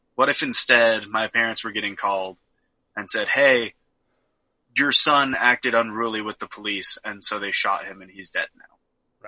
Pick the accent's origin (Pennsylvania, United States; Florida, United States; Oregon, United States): Oregon, United States; I was born and raised in Oregon